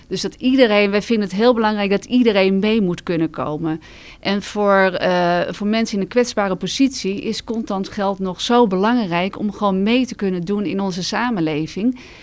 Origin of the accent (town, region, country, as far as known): Netherlands